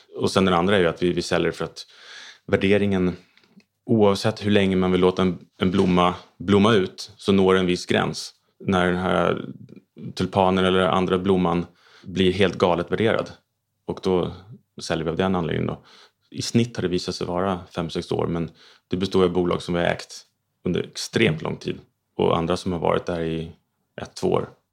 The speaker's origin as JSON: {"language": "Swedish", "town": "Stockholm", "region": "Stockholm County", "country": "Sweden", "tie": "born or raised there", "said": "Jag är uppväxt eh, i Stockholm"}